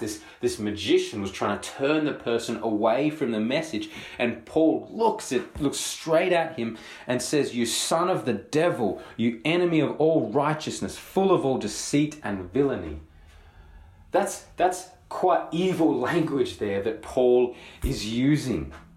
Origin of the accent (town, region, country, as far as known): Australia